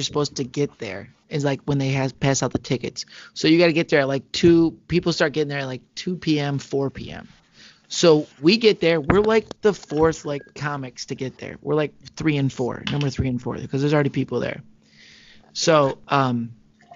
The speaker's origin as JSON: {"language": "English", "region": "Michigan", "country": "United States", "said": "We're both from Michigan"}